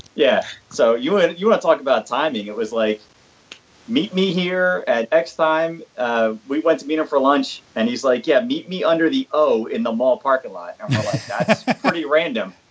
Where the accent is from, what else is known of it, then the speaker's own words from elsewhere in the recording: Philadelphia, Pennsylvania, United States; where I grew up in Philadelphia